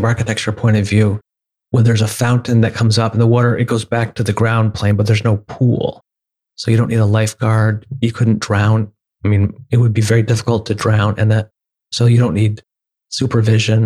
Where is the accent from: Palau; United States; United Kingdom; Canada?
United States; Rochester, New York; I grew up in Rochester, New York